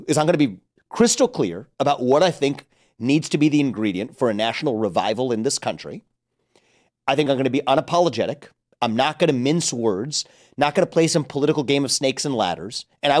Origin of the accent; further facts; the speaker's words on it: Ohio, United States; I'm from Ohio.